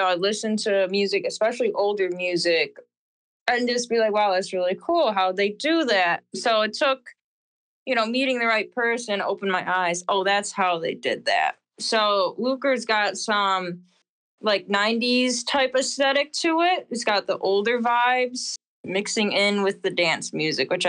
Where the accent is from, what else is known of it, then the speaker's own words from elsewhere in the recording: Rochester, New York, United States; I grew up in Rochester, New York